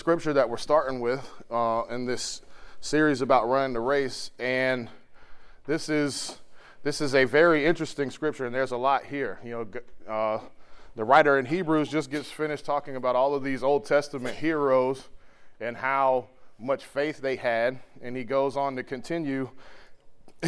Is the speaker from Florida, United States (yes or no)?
yes; Florida, United States; moved away; I grew up in Florida